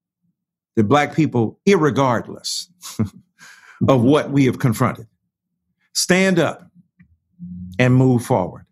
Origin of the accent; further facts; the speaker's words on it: Detroit, Michigan, United States; I'm from Detroit